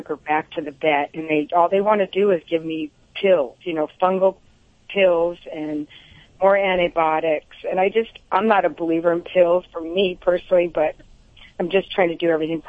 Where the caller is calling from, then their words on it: Santa Clarita, California, United States; Santa Clarita.